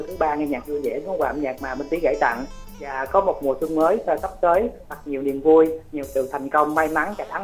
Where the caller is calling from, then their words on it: Cà Mau, Vietnam; khán giả đang kết nối điện thoại đến từ cà mau nè lan anh và khánh trình ơi